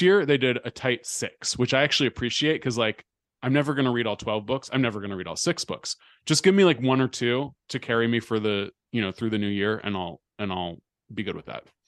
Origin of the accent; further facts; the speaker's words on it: Bay Area, California, United States; moved away; growing up in the Bay Area